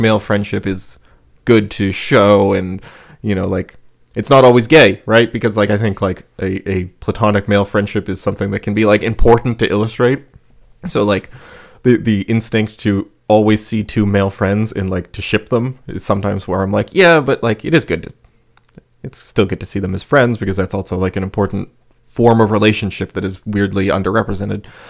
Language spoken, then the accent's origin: English; United States; that's my perception as an American